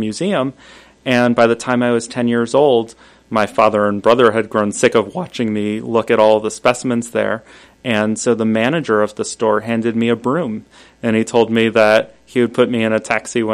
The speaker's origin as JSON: {"language": "English", "town": "New York City", "region": "New York", "country": "United States", "tie": "born or raised there", "said": "I grew up in New York City"}